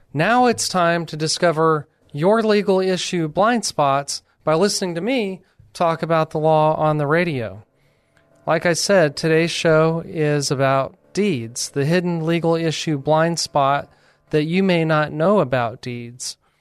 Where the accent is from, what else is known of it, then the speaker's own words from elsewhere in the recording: New Mexico, United States; moved away as an adult; now in San Antonio, United States; I'm from New Mexico